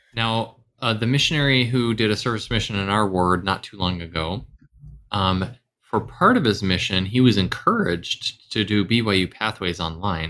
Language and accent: English; the South, United States; I grew up in the South, the South